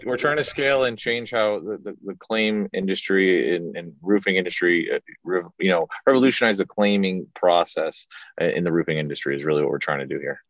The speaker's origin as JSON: {"language": "English", "region": "South Florida", "country": "United States", "tie": "born or raised there", "said": "grew up in Florida, South Florida kind of kind of guy"}